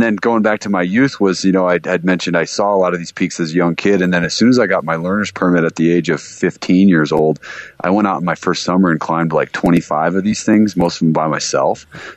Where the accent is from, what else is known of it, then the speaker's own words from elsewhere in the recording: Vail, Colorado, United States; I grew up in Vail, Colorado